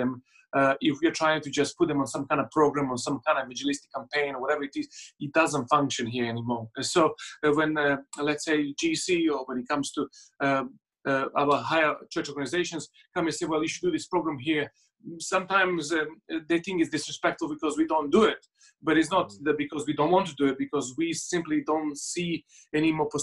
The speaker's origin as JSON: {"language": "English", "country": "Serbia", "tie": "born or raised there", "second_language": "English", "moved": "as an adult", "lives_now": "United Kingdom", "said": "I was born in Serbia. I lived there to the age of 18."}